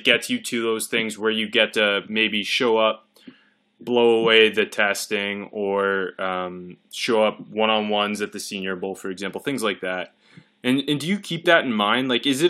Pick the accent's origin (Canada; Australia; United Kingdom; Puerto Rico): Canada; I'm Canadian.